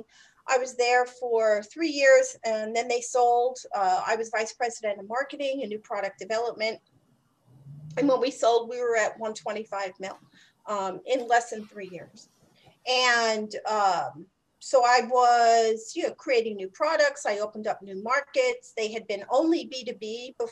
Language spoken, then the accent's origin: English; New York City, New York, United States; I'm from New York City, so I worked on Wall Street for a while